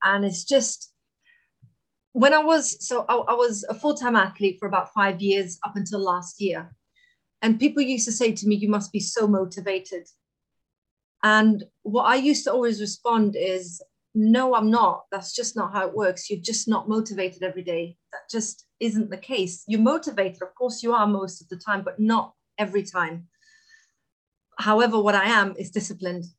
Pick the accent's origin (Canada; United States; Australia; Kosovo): Kosovo; now in United Kingdom; I'm originally from Kosovo, which is where I was born.